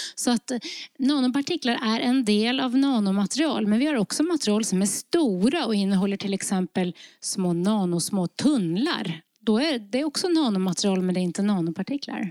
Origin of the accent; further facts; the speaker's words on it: Lofoten, Nordland, Norway; now in Sweden; jag kommer från Lofoten i Nordnorge